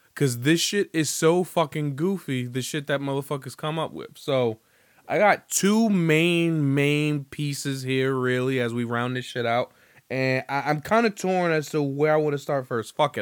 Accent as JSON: {"language": "English", "town": "Atlanta", "region": "Georgia", "country": "United States", "said": "I'm from the South Side of Atlanta"}